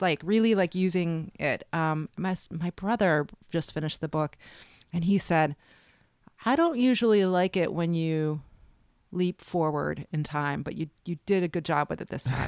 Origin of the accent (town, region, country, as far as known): Chicago, Illinois, United States; born or raised there; also born or lived in New York; now in New Orleans, United States